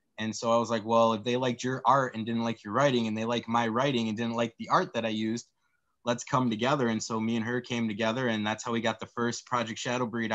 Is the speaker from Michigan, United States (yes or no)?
yes; West Michigan, United States; my childhood and growing up in West Michigan.